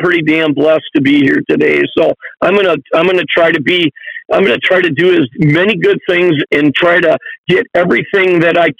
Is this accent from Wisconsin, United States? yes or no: yes; Lake Winnebago, Wisconsin, United States; we grew up on Lake Winnebago